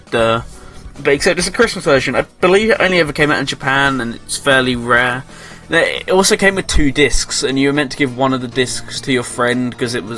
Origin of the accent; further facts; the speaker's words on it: England, United Kingdom; I'm English